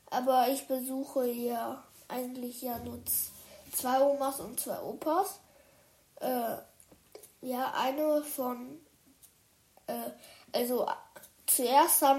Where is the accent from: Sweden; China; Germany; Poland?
China; und dann sind wir von Dubai nach China geflogen, weil China ist mein Heimatland. Ich glaube, ihr hättet das nicht gedacht, aber das ist wirklich mein Heimatland.